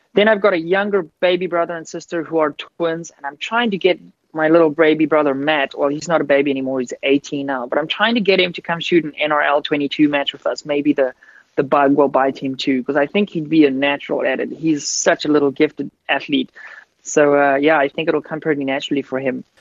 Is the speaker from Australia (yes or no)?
no; Wellington, Western Cape, South Africa; I grew up on a farm outside of uh, Cape Town in an area called Wellington, and I actually grew up on a wine farm.